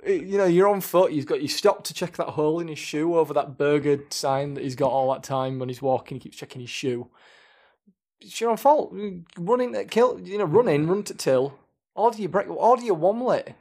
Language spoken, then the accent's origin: English; Leeds, Yorkshire and the Humber, United Kingdom; we're from Leeds, and obviously, um, Leeds United fans as well